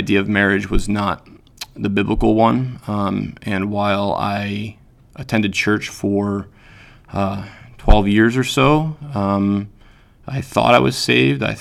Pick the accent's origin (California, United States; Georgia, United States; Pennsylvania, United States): Pennsylvania, United States; moved away as an adult; also born or lived in Utah; now in Wisconsin, United States; I grew up in Pennsylvania. I lived there until I was about 29, and my wife at the time and I and our two children moved to Utah.